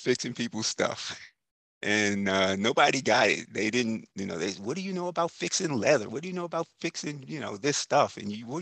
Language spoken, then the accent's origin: English; New York, United States; now in Tampa Bay Area, United States; I grew up in New York